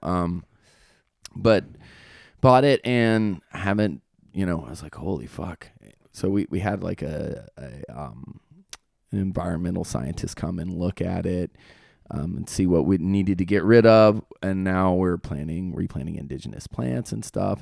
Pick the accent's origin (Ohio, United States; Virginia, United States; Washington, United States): Virginia, United States; also born or lived in Fort Meade, Maryland; I'm from Virginia